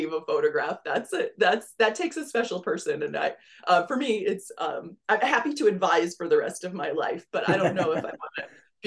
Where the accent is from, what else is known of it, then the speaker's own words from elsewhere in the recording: Pennsylvania, United States; moved away as an adult; also born or lived in Rochester, New York; now in Southwest Florida, United States; I grew up in Pennsylvania, so that's where I'm originally from